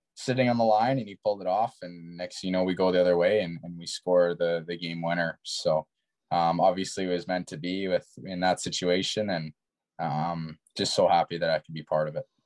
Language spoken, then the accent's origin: English; Kamloops, British Columbia, Canada; being in my hometown